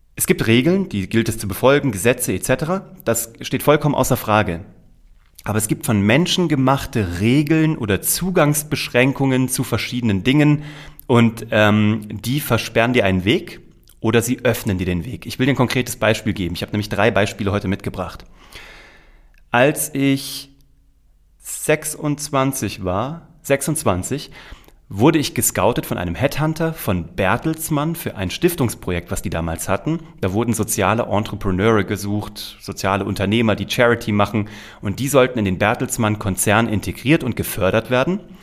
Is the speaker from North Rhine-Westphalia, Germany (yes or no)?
no; Kassel, Hesse, Germany; also born or lived in New York; habe während meines Abiturs parallel beim offenen Kanal Kassel, das ist so ein Bürgerfernsehen in Kassel, habe ich meine ersten Kurzfilme produziert, eine kleine Talkshow produziert, alles als Schüler der Oberstufe